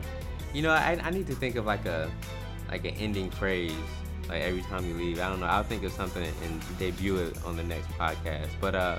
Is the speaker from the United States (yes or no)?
yes; Atlanta, Georgia, United States; I'm from Atlanta